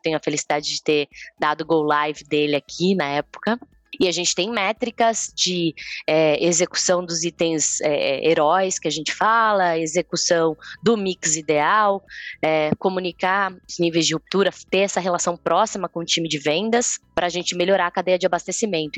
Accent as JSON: {"language": "Portuguese", "town": "Campinas", "region": "São Paulo", "country": "Brazil", "said": "E eu sou de Campinas"}